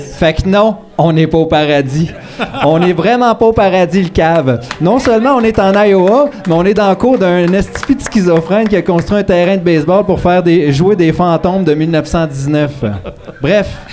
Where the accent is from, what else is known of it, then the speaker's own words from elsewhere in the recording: D'Alembert, Quebec, Canada; je viens du duché de D'Alembert